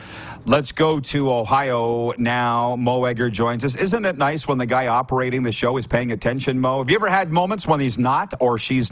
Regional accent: Saskatchewan, Canada; also born or lived in South Florida; now in Florida, United States; But I'm originally, they're like, where are you from? I said, you're not going to believe this, but a small town, and little town in Saskatchewan.

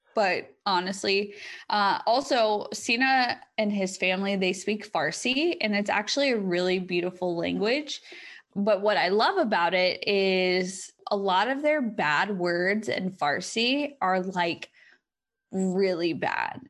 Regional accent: United States; in my home country

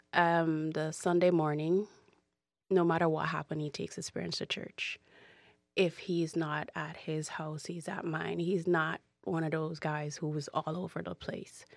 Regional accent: Jamaica; moved away; growing up in Jamaica is, is not easy. I, I refuse to say I grew up poor in Jamaica because I didn't

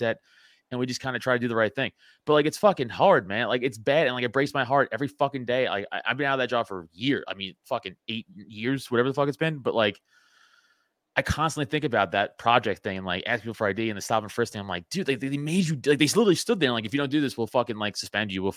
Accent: New York City, New York, United States; I'm from Staten Island, New York

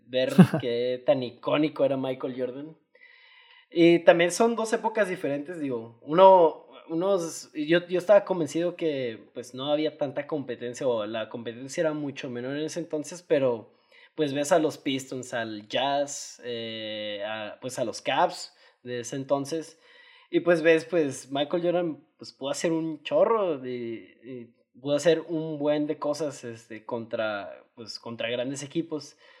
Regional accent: Mexico; como buen mexicano

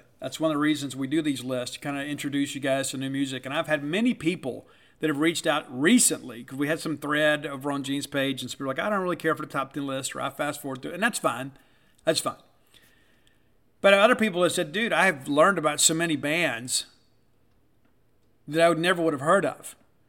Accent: South Mississippi, United States; I am a Mississippian, born and raised in Mississippi, I live here. I left and moved back because I love all of you, and I wanted to be close to Mississippi State and to my Mississippi family.

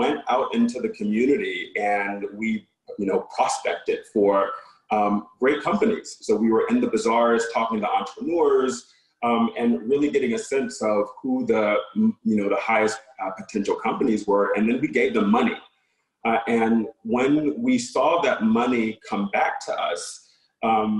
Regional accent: rural North Carolina, United States; I am a product of rural North Carolina. My hometown has a population of 800 people

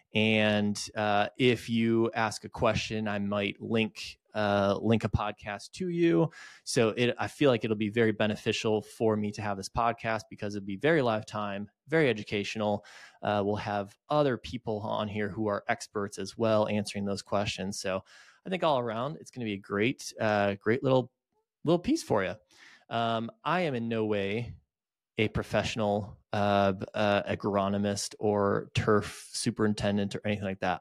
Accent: just outside of Detroit, Michigan, United States; moved away as an adult; now in Greenville, United States; I grew up just outside of Detroit, uh, moved to Greenville, South Carolina in two thousand nine for college, and I never left.

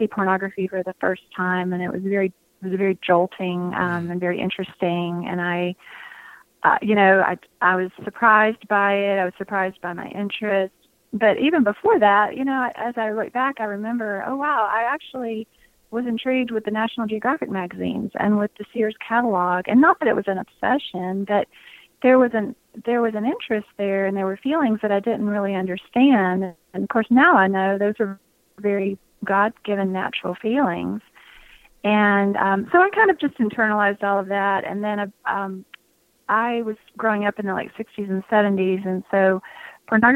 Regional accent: just outside of Atlanta, Georgia, United States; I'm a Southern girl. I grew up just outside of Atlanta in a big Catholic family

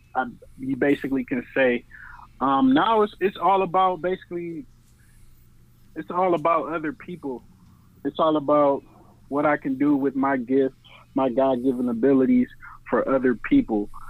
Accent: New Orleans, Louisiana, United States; I was born in New Orleans

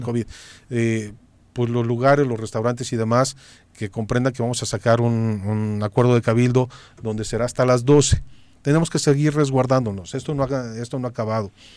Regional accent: Cuernavaca, Morelos, Mexico; somos de Cuernavaca

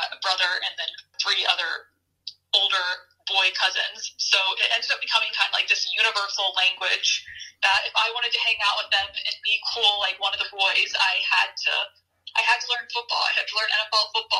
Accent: Atlanta, Georgia, United States; moved away as an adult; now in Los Angeles, United States; So I was born and raised in Atlanta, Georgia. I went to Lovett.

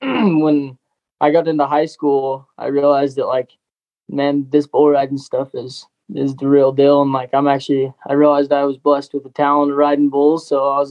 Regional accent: Prescott, Arizona, United States; also born or lived in Chino Valley, Arizona; I grew up in Prescott, Arizona

